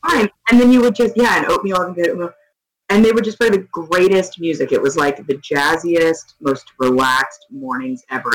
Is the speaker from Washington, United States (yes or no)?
no; Texas, United States; I grew up in Texas